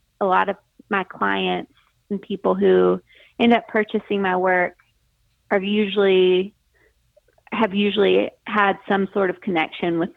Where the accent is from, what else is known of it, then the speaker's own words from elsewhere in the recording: Greenville, South Carolina, United States; also born or lived in Dallas, Texas / Charleston, South Carolina; I am originally from Greenville, South Carolina, which is where I live now.